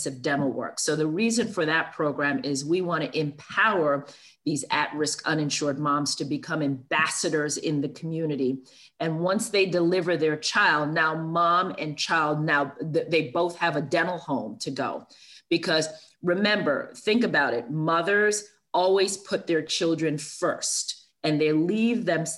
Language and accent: English; New York City, New York, United States; I grew up in Brooklyn, New York, with a single parent mom